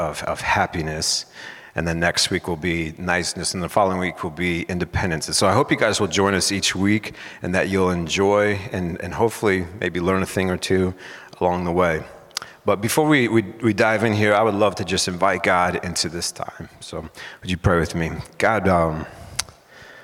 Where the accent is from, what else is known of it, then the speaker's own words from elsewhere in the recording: San Diego, California, United States; moved away as an adult; now in Mount Pleasant, United States; I'm originally from San Diego, California. I lived there most of my life up until 11 years ago